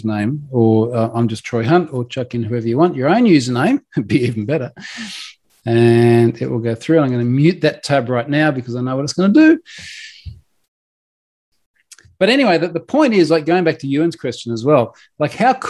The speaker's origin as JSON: {"language": "English", "country": "Australia", "said": "I'm Australian"}